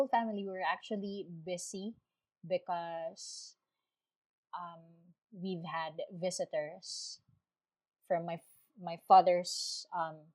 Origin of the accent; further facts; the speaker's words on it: Tacloban, Eastern Visayas, Philippines; I'm from Tacloban City, Philippines.